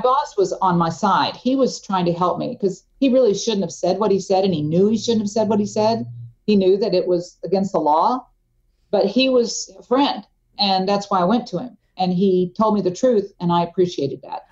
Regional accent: Tulsa, Oklahoma, United States; moved away; I had moved back to my hometown, uh, Tulsa, Oklahoma

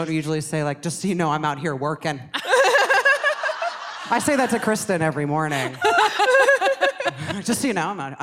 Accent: Canada; I'm from Canada

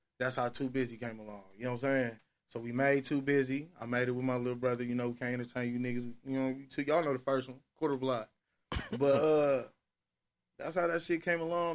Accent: Milwaukee, Wisconsin, United States; We are from Milwaukee

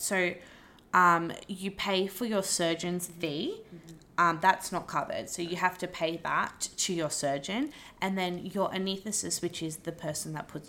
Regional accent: Wollongong, New South Wales, Australia; I'm not far from Wollongong. No. I was from Wollongong, so it's fine.

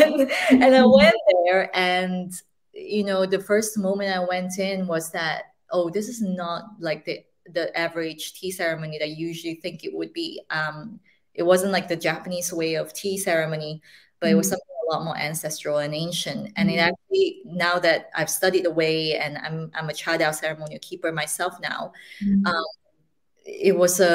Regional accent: Malaysia; moved away; I speak Mandarin and Cantonese along with English and all the other languages that we've been raised in Malaysia. I am originally from Malaysia

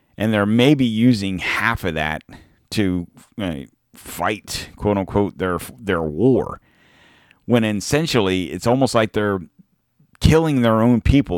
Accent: United States; I'm American

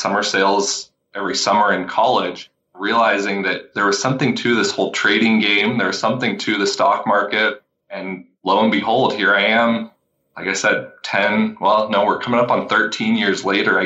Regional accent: Vancouver, Washington, United States; I'm from Vancouver, Washington

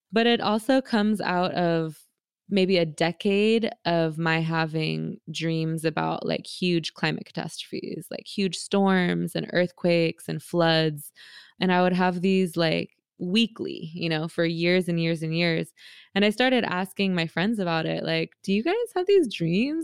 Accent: San Francisco, California, United States; I grew up in San Francisco in Bernal Heights

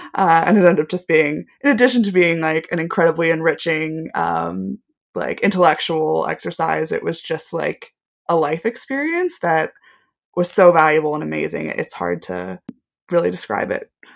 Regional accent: Knoxville, Tennessee, United States; moved away as an adult; also born or lived in Washington, D.C. / Manchester, United Kingdom; now in United Kingdom; a television network group, um, headquartered in my hometown

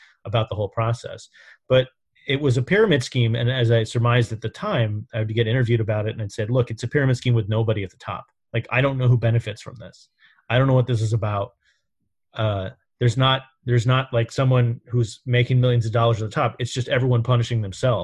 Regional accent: New York City, New York, United States; I grew up in New York around the Trumps. I knew them as a kid.

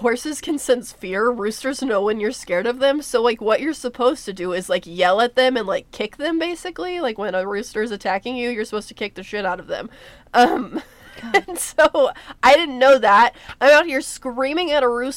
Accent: Texas, United States; I'm 23 years old. I'm from Texas

